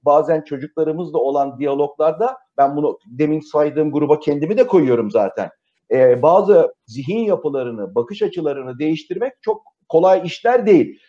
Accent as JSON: {"language": "Turkish", "country": "Turkey", "said": "biz tipik bir Akdeniz ülkesiyiz"}